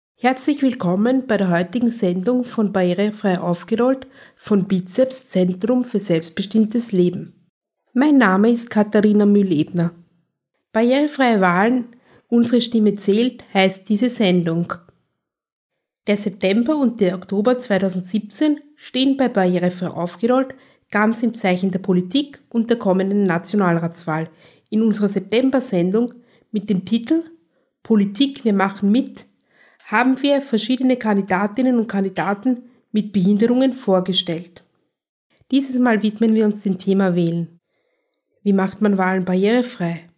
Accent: Austria; Bei uns in Österreich

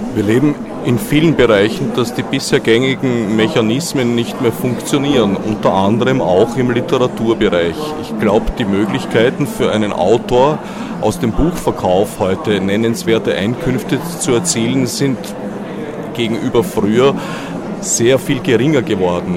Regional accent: Austria

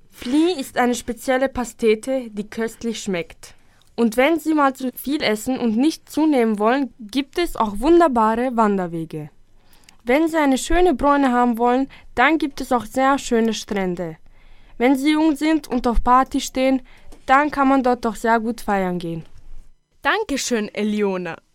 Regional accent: Croatia; Ich komme ursprünglich aus Kroatien und bin jedes Jahr dort.

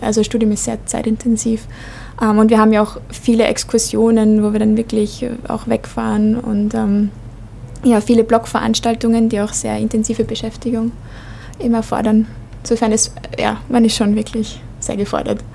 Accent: Vienna, Austria; moved away as an adult; now in Linz, Austria; ich bin eigentlich in Wien aufgewachsen

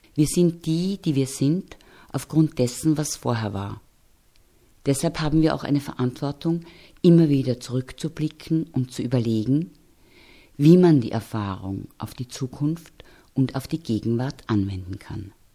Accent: Austria; Wir hier in Österreich

